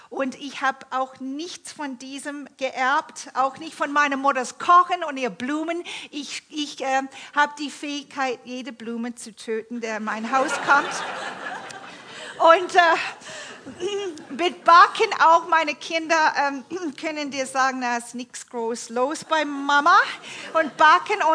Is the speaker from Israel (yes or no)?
no; Toronto, Ontario, Canada; Ich bin in Kanada aufgewachsen, in der Großstadt Toronto